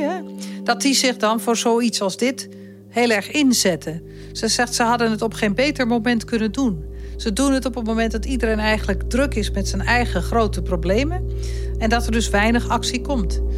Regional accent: Netherlands; ik als Nederlander, wonende in Nederland

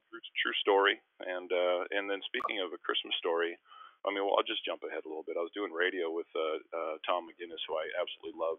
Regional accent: Winnipeg, Manitoba, Canada; also born or lived in Philadelphia; now in Vancouver, Canada; in Winnipeg in my hometown

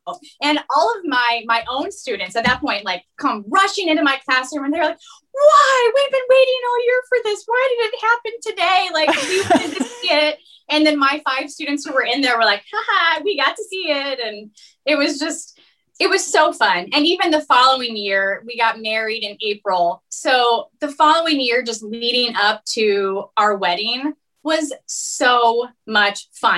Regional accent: West Des Moines, Iowa, United States; I'm originally from West Des Moines.

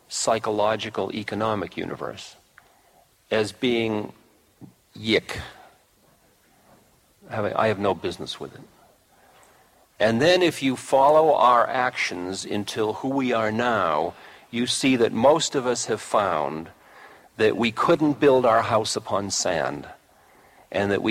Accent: United States; I'm an American

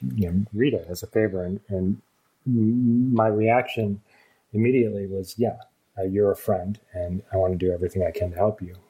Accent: Vermont, United States; I, I was born and raised in Vermont, which is you know sort of a woodsy place

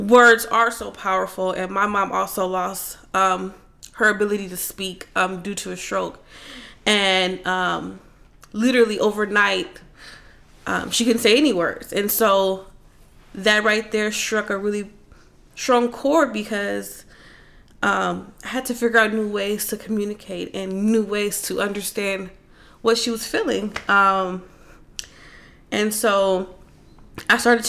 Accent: Los Angeles, California, United States; Growing up in South Central

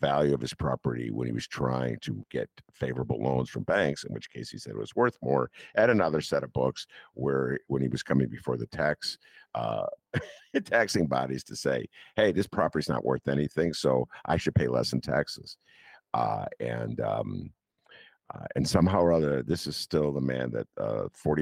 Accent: Chicago, Illinois, United States; I am a Chicagoan

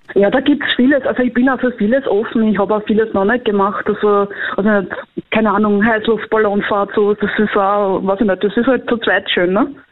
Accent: Korneuburg district, Lower Austria, Austria; Bin aus Niederösterreich, Bezirk Korneuburg

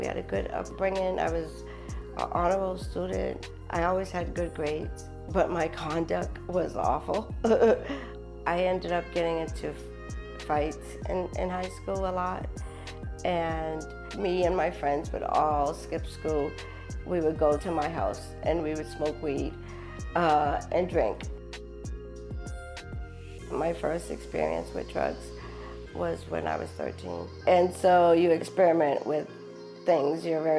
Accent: Boston, Massachusetts, United States; I grew up in Boxbury, Massachusetts. I had a nice childhood, actually. I grew up in a middle-class family.

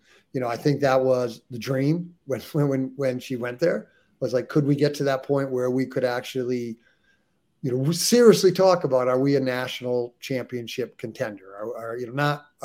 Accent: United States; us, the ugly Americans who can only speak one language

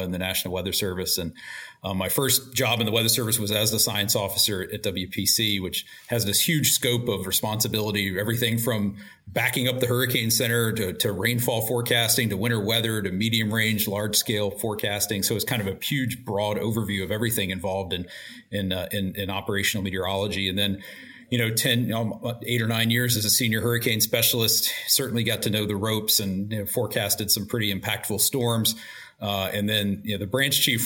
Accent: Roanoke, Virginia, United States; I grew up in Roanoke, Virginia

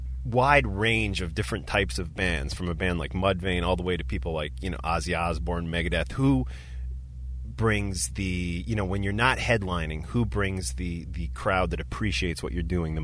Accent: Florida, United States; Growing up in South Florida, I was well aware of Death and the impact they made on the metal scene.

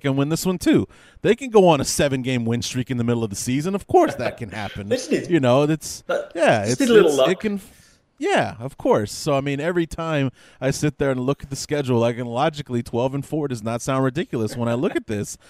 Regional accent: Chicago, Illinois, United States; I'm from Chicago, born and raised on the North Side.

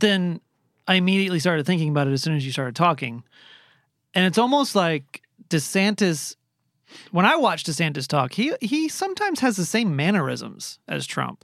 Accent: Florida, United States; I was born in Florida

